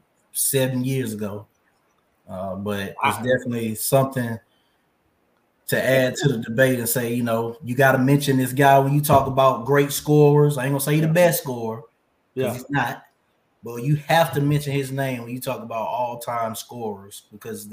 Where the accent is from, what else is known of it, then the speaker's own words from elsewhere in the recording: Atlanta, Georgia, United States; I'm from Atlanta